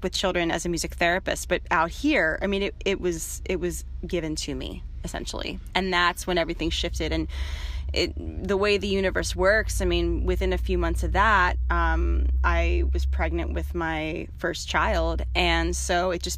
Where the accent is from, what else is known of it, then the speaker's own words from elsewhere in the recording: Midwest, United States; moved away as an adult; also born or lived in Boston, Massachusetts; now in Marin, United States; I'm from the Midwest originally